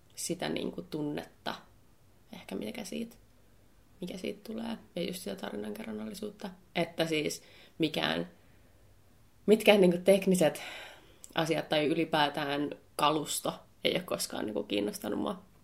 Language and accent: Finnish; Helsinki, Uusimaa, Finland; Mä oon helsinkiläinen ammattivalokuvaaja